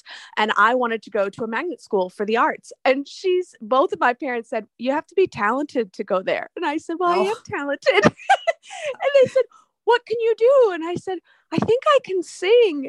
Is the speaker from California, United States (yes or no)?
no; Miami, Florida, United States; moved away as an adult; now in Minnesota, United States; I am from Miami